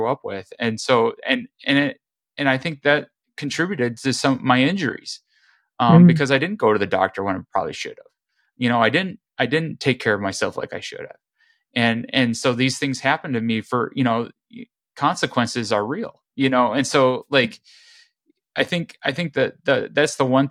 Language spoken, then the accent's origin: English; Midwest, United States; growing up in the Midwest